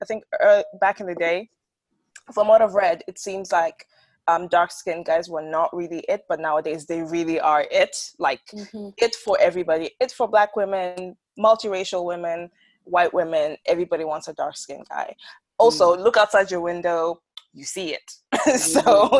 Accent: Botswana; so I grew up in Botswana, and my friends used to complain about catching a tan because in the summer it's really hot, but in the winter it's really cold.

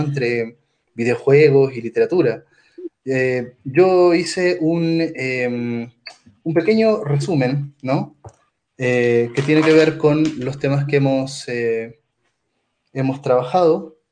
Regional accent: Chile; moved away as an adult; also born or lived in Mexico City, Mexico; now in Mexico; soy psicólogo chileno de la Universidad de Chile y trabajo aquí eh, haciendo mi doctorado en, la UNAM, en México

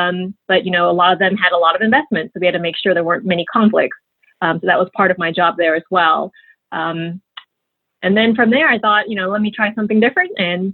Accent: London, United Kingdom; born there; That is right. I was born in London. That's where my parents met as students.

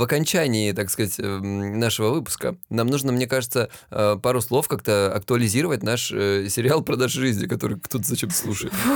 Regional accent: Krasnodar Krai, Russia; now in Lisbon, Portugal; Я с Кубани

